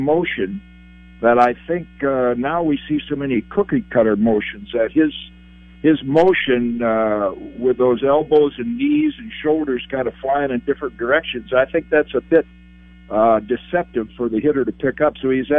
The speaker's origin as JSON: {"language": "English", "region": "Midwest", "country": "United States", "tie": "born or raised there", "said": "because I was always partial to Hank Aaron, watching him when I listened to the WTMJ growing up in the Midwest."}